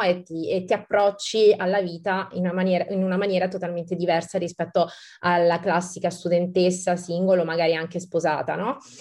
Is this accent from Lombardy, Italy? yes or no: no; Campania, Italy; now in Monaco; sono una terrona, no? come, come, come, dicono qui al nord, e, um, una, da buona, tra virgolette, campana